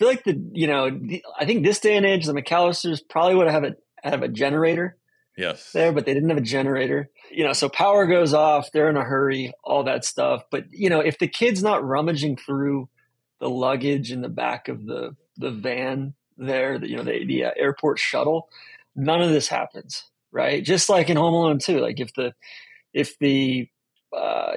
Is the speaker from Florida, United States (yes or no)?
no; Wilmette, Illinois, United States; I was born in Wilmette